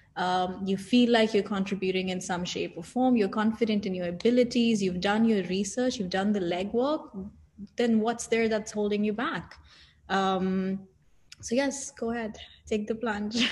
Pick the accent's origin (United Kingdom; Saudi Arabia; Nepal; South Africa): Saudi Arabia; moved away as an adult; also born or lived in India (parents); now in Dubai, United Arab Emirates; I was born and raised in Saudi Arabia.